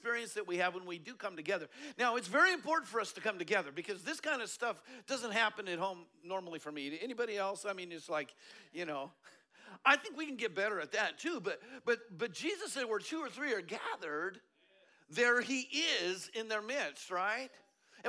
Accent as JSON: {"language": "English", "region": "Colorado", "country": "United States", "said": "I'm from Colorado"}